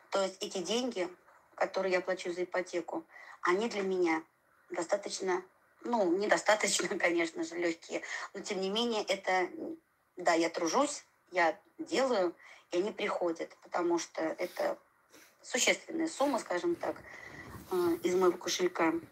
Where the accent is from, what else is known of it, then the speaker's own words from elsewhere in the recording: Tula, Tula Oblast, Russia; у нас в Туле, я тулячка